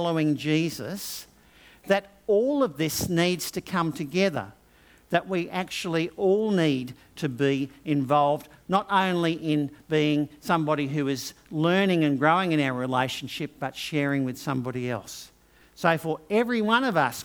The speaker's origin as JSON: {"language": "English", "town": "Brisbane", "region": "Queensland", "country": "Australia", "tie": "born or raised there", "also_born_or_lived": "England", "said": "I had grown up in Brisbane"}